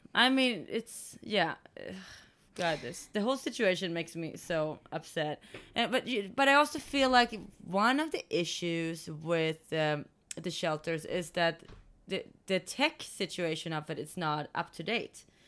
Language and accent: English; Sweden; moved away; I'm from Sweden